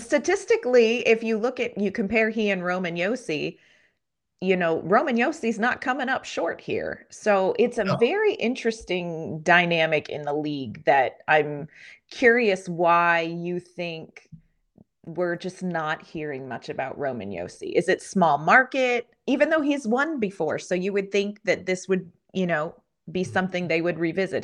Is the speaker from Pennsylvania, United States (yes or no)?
yes; Pennsylvania, United States; a girl born and raised in Pennsylvania